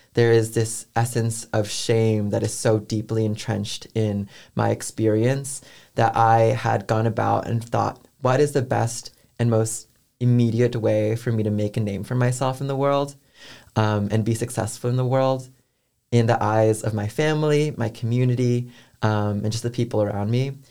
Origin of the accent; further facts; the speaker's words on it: San Francisco Bay Area, California, United States; moved away as an adult; now in Atlanta, United States; I'm from San Francisco Bay Area